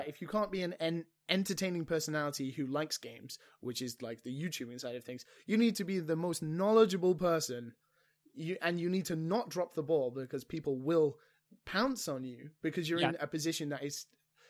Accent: Wales, United Kingdom; I grew up in Wales

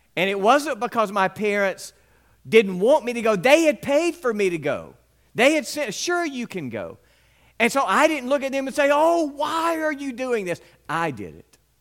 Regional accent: West Point, Mississippi, United States; When I was a young boy growing up in West Point

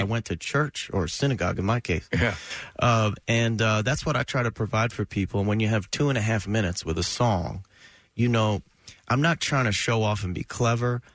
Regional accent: New Jersey, United States; I grew up in New Jersey in the 80s

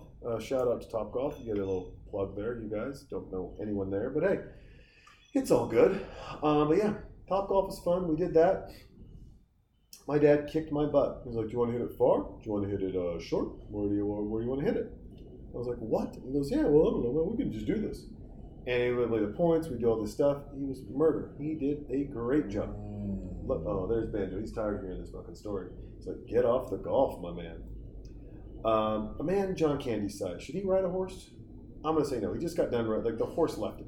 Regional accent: Montana, United States; now in Austin, United States; I'm from Montana.

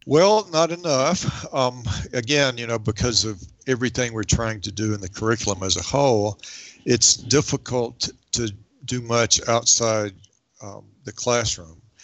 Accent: the South, United States; now in Wyoming, United States; growing up in the South, when I grew up there, the Civil War was very much still a presence

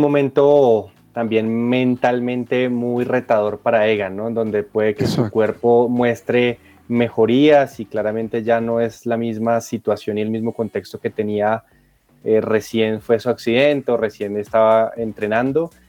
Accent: Colombia; estos dos tenistas maravillosos que tenemos como colombianos

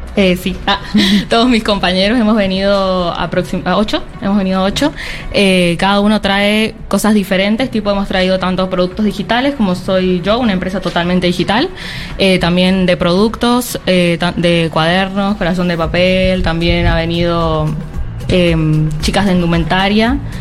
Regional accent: San Juan, Argentina; soy de la provincia de San Juan, nos vinimos y estamos muy contentos de estar acá.

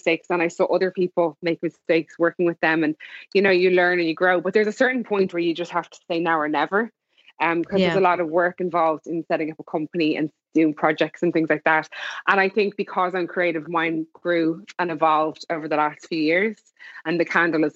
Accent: Ireland; moved away; also born or lived in Los Angeles; And I'm Irish as well

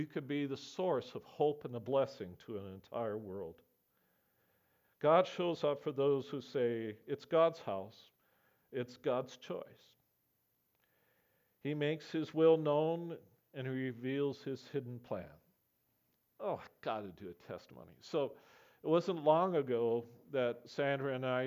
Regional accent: Camrose, Alberta, Canada; I grew up amongst farmers in Camrose, Alberta.

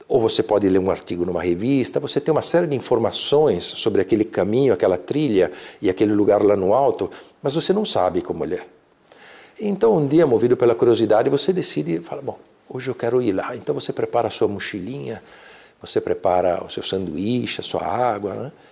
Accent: Alps, Italy; Portuguese is a second language; eu venho de uma região da Itália próximas às montanhas, próximas aos, aos Alpes, gosto muito de, de caminhar nas montanhas.

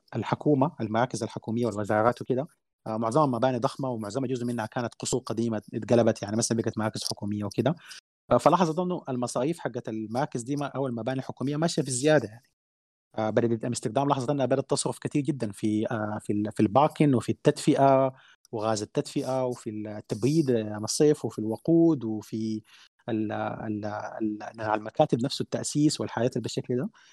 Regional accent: Sudan; احنا عندنا في السودان

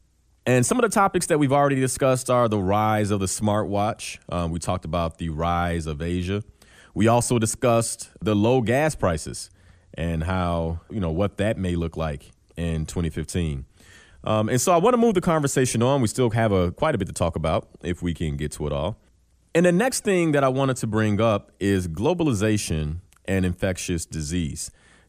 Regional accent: Chicago, Illinois, United States; So as a Chicagoan, I might say to myself, I need to get this degree.

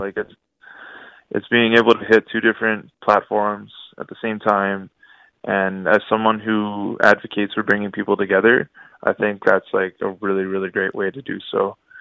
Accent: Ottawa, Ontario, Canada; I was born and raised in Ottawa, but, uh, I'm actually Ojibwe from the Tatchuan First Nation

